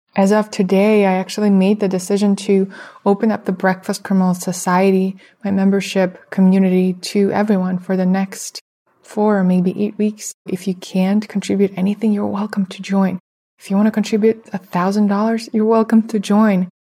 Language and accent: English; Russia; moved away; I come from Russia